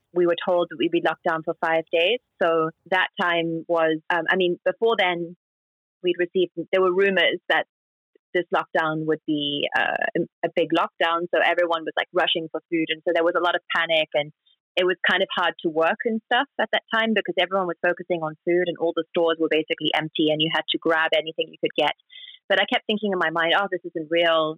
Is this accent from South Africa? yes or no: yes; South Africa; moved away as an adult; also born or lived in New York; now in Shanghai, China; I'm South African